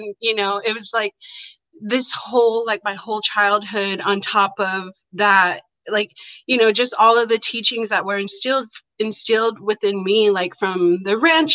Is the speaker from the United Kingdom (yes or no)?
no; Warm Springs Indian Reservation, Oregon, United States; now in Portland, United States; I grew up on the Warm Springs Indian Reservation, and I grew up on my family's cattle ranch